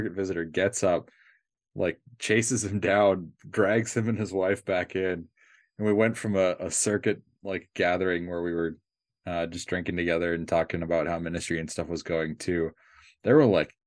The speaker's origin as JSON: {"language": "English", "town": "Minneapolis", "region": "Minnesota", "country": "United States", "tie": "born or raised there", "moved": "yes", "lives_now": "Michigan, United States", "said": "I grew up in Minneapolis"}